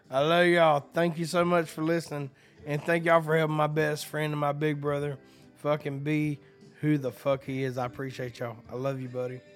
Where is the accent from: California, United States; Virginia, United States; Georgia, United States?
Georgia, United States; Hazards; now in Nashville, United States; I'm from Hazards, Georgia. I moved fucking seven hours north, didn't know anybody